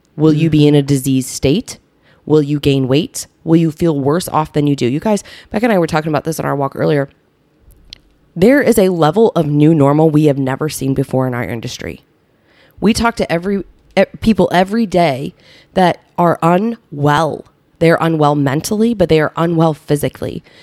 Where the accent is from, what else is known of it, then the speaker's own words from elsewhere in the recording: Southern Illinois, United States; also born or lived in Bloomington, Illinois; now in Naperville, United States; I grew up in Illinois, in Southern Illinois